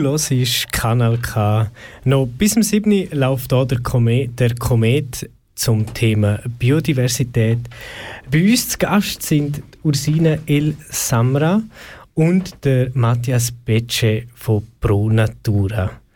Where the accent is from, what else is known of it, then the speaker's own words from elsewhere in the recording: Switzerland; bei uns in der Schweiz